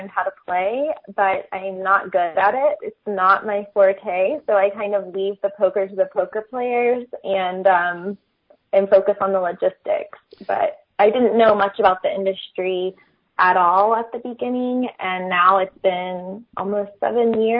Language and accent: English; St. Augustine, Florida, United States; I'm originally from St. Augustine, Florida